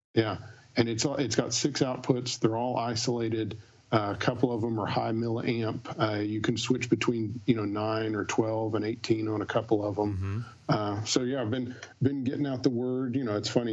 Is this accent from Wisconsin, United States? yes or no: no; Texas, United States; now in Nashville, United States; I'm originally from Texas, and I live in Nashville